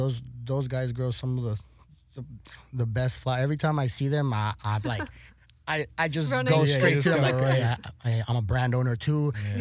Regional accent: El Paso, Texas, United States; also born or lived in Florida, United States / Juárez, Mexico; So I'm a border kid from mm-hmm. El Paso, mm-hmm. Texas, and Juarez, Chihuahua.

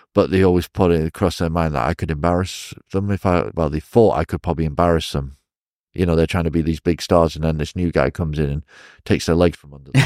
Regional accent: Chester, North West England, United Kingdom; moved away as an adult; now in China; I was born in Chester, England

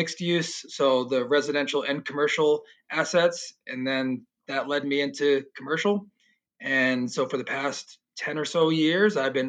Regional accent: Philadelphia, Pennsylvania, United States; moved away as an adult; also born or lived in Delaware / San Diego; Yeah, well, I'm originally from Philadelphia. I grew up there, went to grade school, high school. Then I went to college, University of Delaware.

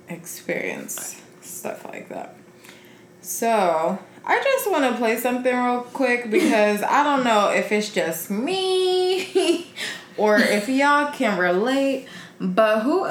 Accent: Carson, California, United States; I'm from Carson.

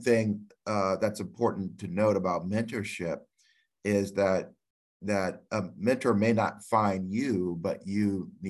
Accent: California, United States; moved away; also born or lived in Boston; I'm a Californian as well

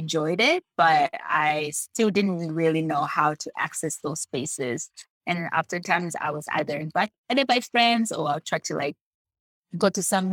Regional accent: DR Congo; English is a second language; also born or lived in United States; now in Canada; my passion in the outdoors started when I was born in Democratic Republic of Congo

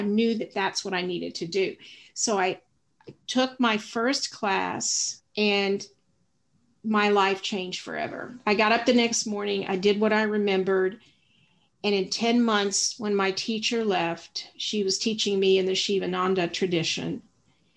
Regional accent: the South, United States; I grew up in the South

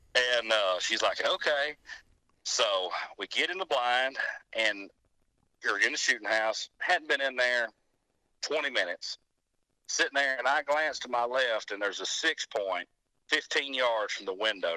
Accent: Arley, Alabama, United States; Winston County, Alabama

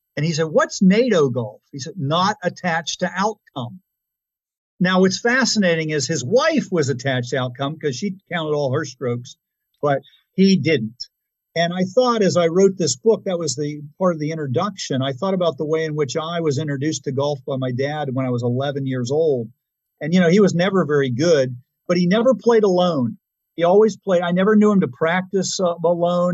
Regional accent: Pittsburgh, Pennsylvania, United States; moved away; I was really originally from Pittsburgh.

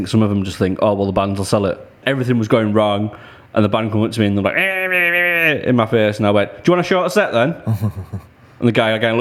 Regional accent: Middlesbrough, North East England, United Kingdom; moved away as an adult; now in Blackpool, United Kingdom; I'm originally from Middlesbrough.

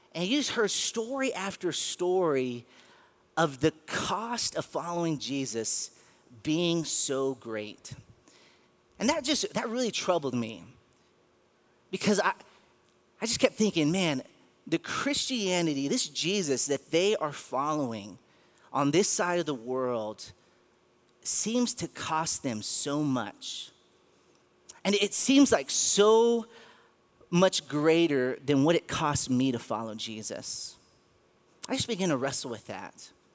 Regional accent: Garland, Texas, United States; now in Midland, United States; I was born and raised in the Dallas area in the city of Garland

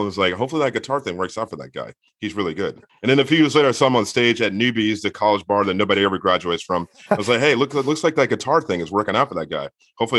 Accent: Woodbridge, Virginia, United States; moved away; also born or lived in Tennessee; I am from Woodbridge, Virginia.

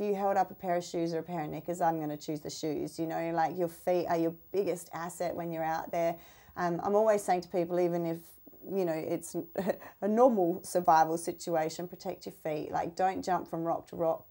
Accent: Australia; our snakes in Australia

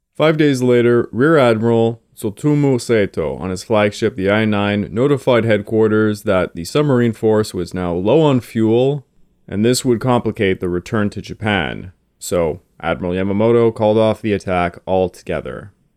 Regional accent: Canada; I am a Canadian

